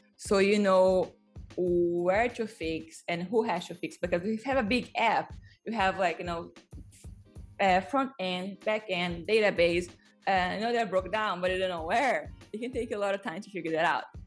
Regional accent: Brazil; English is a second language; I grew up with some in Brazil

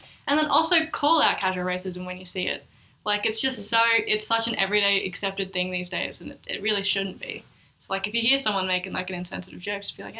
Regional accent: Bendigo, Victoria, Australia; I know growing up in Bendigo, Victoria, never saw an Aboriginal person ever.

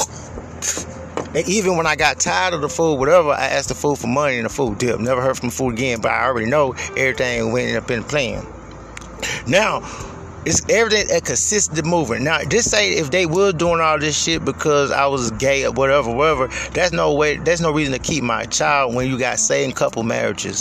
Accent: Houston, Texas, United States; moved away; I'm from Houston

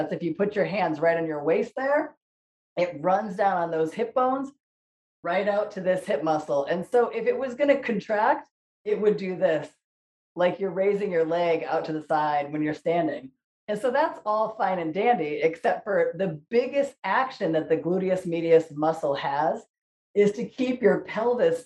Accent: Ansonia, Connecticut, United States; I am hosting this show from my hometown in Ansonia, Connecticut

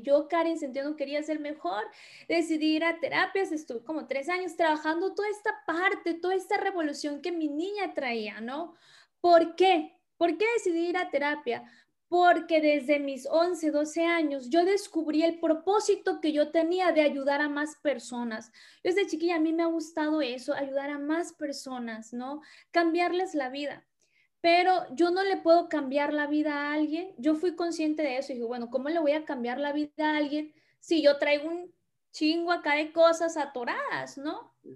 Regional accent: Tabasco, Mexico; moved away as an adult; now in Hermosillo, Mexico; originaria, soy del estado de Tabasco

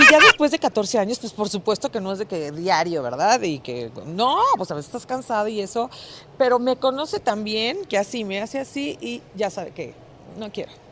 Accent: Mazatlán, Sinaloa, Mexico; en Mazatlán, en mi tierra

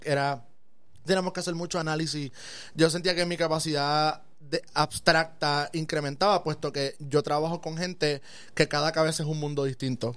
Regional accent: Aibonito, Puerto Rico; Este, estudié en la escuela Segunda Unidad José Sobalbosa, ahí bonito, en Asomante

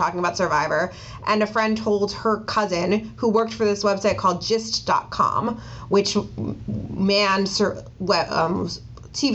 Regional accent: Ossining, New York, United States; I grew up in Ossining, New York, so it's a suburb of the city and New York City

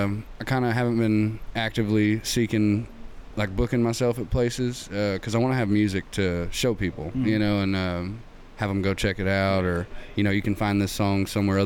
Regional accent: Clifton, Texas, United States; now in Stephenville, United States; I'm from Clifton, but I live in Stephenville now.

